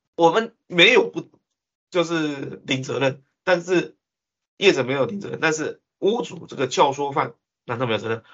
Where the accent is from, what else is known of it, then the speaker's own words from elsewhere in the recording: Taiwan; 我们台湾人